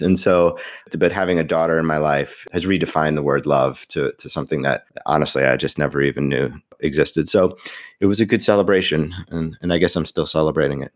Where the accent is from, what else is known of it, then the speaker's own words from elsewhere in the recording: New York, United States; I am a New Yorker